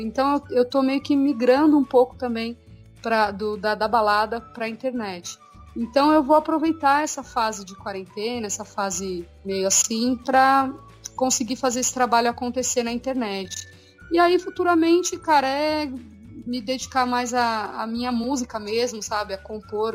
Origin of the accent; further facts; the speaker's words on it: São Paulo, Brazil; eu e Ricardo somos de São Paulo